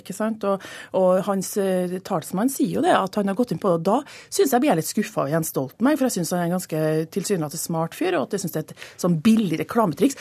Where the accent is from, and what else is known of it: Trøndelag, Norway; moved away as an adult; now in Oslo, Norway